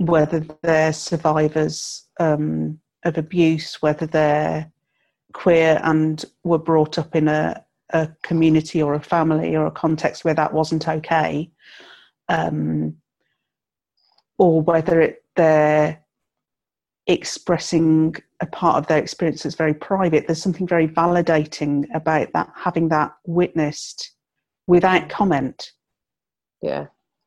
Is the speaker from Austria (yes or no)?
no; England, United Kingdom; moved away as an adult; also born or lived in southern Scotland; now in Scotland, United Kingdom; born and brought up in England